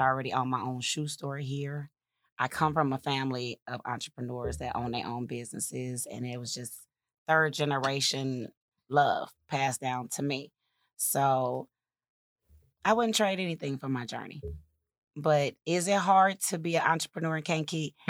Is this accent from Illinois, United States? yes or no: yes; Kankakee, Illinois, United States; moved away as an adult; also born or lived in Atlanta; I grew up in Kankakee. I am a native